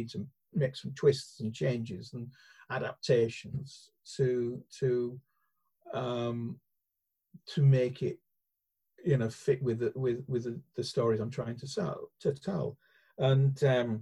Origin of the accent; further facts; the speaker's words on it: Hull, Yorkshire and the Humber, United Kingdom; moved away; I come from Hull, which is only, you know, sort of like 30 minutes down the road kind of thing